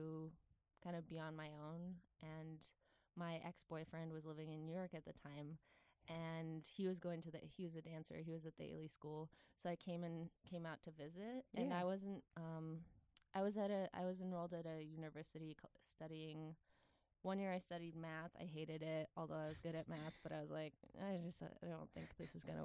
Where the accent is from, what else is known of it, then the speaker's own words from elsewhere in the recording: Poland; moved away as an adult; also born or lived in Netherlands; I grew up in Poland